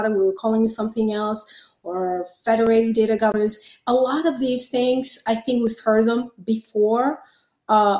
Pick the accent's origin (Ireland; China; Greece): Greece; now in United States; I've been in the States for over 30 years, but I was born and raised in Greece